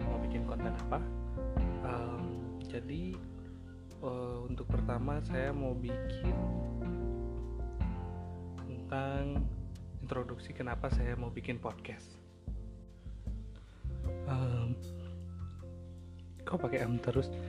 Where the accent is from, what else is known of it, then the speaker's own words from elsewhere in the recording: Bandung, West Java, Indonesia; born there; masih tapi uh, lahir di Bandung uh, kuliah di Universitas Pendidikan Indonesia di UPI jurusan seni rupa